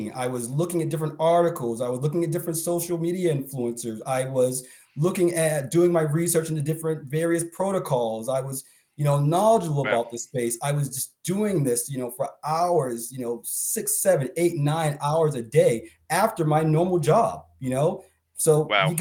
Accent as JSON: {"language": "English", "town": "Boston", "region": "Massachusetts", "country": "United States", "said": "I'm from Boston"}